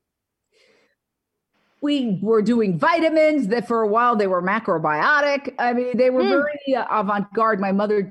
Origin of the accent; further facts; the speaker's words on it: New York, United States; moved away as an adult; now in Los Angeles, United States; I was born and raised in Manhattan.